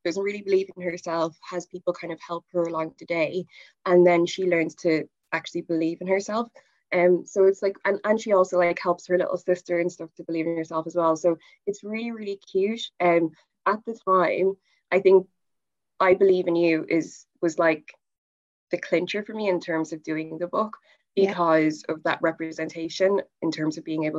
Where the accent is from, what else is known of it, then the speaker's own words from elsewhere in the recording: England, United Kingdom; I was born in England